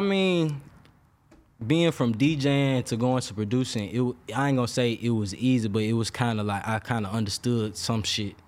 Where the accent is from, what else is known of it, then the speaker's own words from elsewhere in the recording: Memphis, Tennessee, United States; moved away as an adult; also born or lived in Atlanta; I'm from Memphis